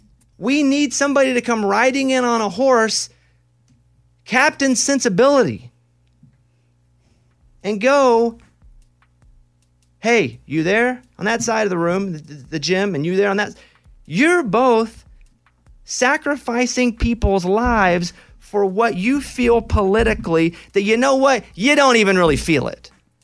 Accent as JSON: {"language": "English", "region": "Arkansas", "country": "United States", "tie": "born or raised there", "said": "I grew up in Arkansas. Guns weren't so important. They were tools to us."}